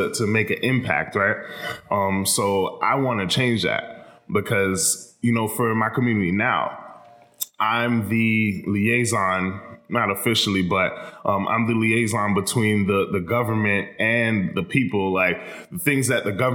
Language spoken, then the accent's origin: English; Miramar, Florida, United States; I'm from Miramar